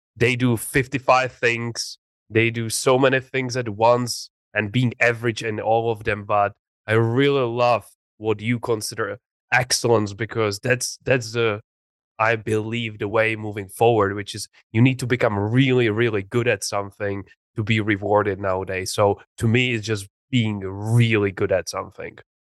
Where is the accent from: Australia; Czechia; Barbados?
Czechia; English is a second language; moved away as an adult; also born or lived in England; I grew up in a very small city uh, in the Czech Republic.